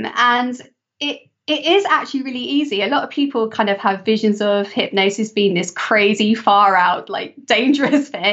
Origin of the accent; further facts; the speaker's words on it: England, United Kingdom; my home country, England